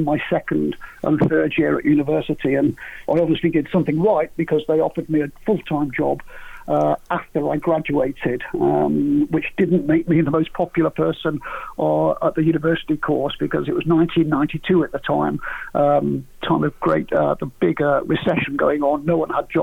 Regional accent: Crewe, North West England, United Kingdom; moved away as an adult; also born or lived in Nantwich / London; born in Nantwich, but lived in Crewe on Gresty Road all the way up until I was 18

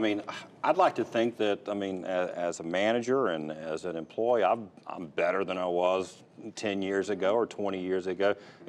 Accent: Fayetteville, North Carolina, United States; my hometown, E.E. Smith High School in Cumberland County.

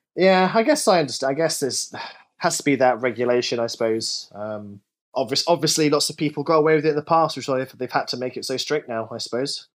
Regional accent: United Kingdom; I'm British

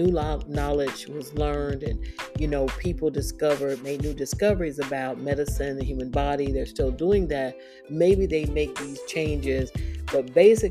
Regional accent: Daytona Beach, Florida, United States; Daytona Beach, where I grew up

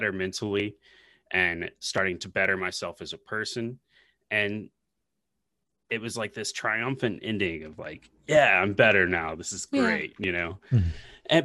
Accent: Nashville, Tennessee, United States; I'm born and raised in Nashville.

